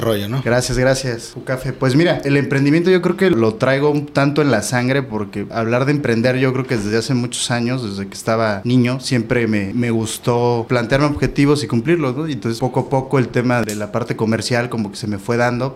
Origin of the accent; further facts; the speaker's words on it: Oaxaca, Mexico; moved away as an adult; now in Tijuana, Mexico; Yo soy del estado de Oaxaca, nací ahí, estudié ahí la licenciatura en Derecho